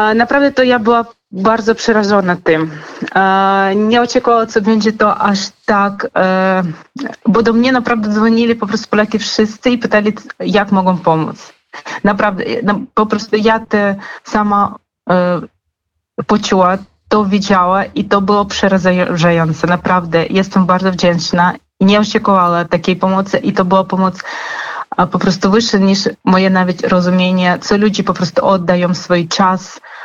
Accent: Kharkiv, Kharkiv Oblast, Ukraine; Polish is a second language; moved away as an adult; now in Zabierzów, Poland; ja sama jestem z Charkowa. Naprawdę też przyjechałam do Polski gdzieś dwa lata temu

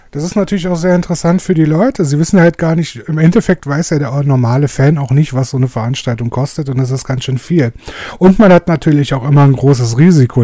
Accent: Germany; als Deutscher

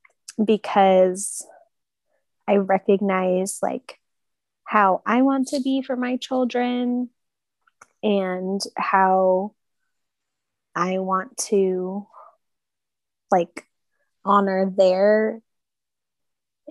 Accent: Southern California, United States; moved away as an adult; now in Kansas City, United States; I lived in Southern California for most of my life

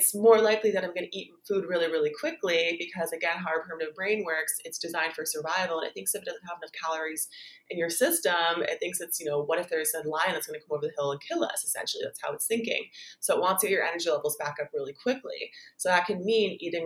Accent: Canada; now in Bali, Indonesia; I'm Canadian, but I live in Bali

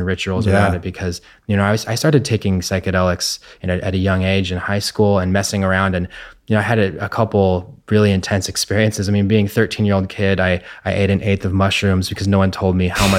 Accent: Santa Barbara, California, United States; Luckily I was in a park, and I grew up in Santa Barbara where there was nature.

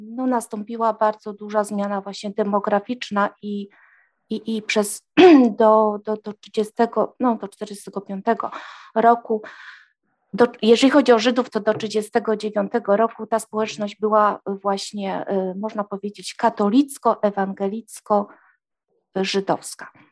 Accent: Trzemeszno, Greater Poland, Poland; w moim rodzinnym miasteczku w Trzemesznie

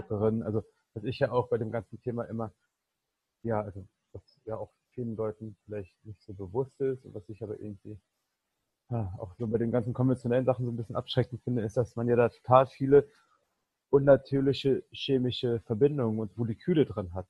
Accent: Berlin, Germany; ich komme ja hier aus Berlin

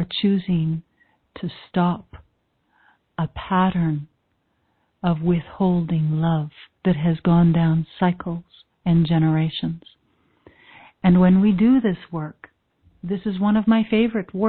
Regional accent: Canada; I'm Canadian

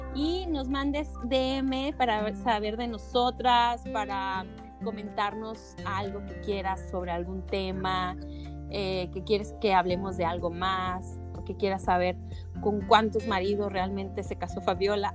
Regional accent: Guadalajara, Jalisco, Mexico; moved away as an adult; Soy tapatía, pero de corazón costeño

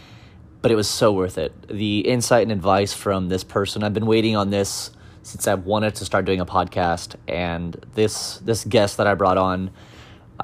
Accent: Illinois, United States; I'm from Illinois

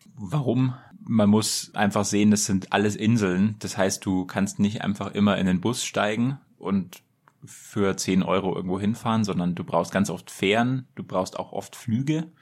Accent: Germany; als Deutscher

